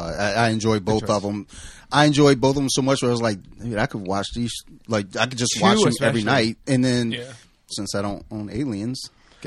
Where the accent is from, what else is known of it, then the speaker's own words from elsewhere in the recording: Detroit, Michigan, United States; First off, I'm from Detroit, son.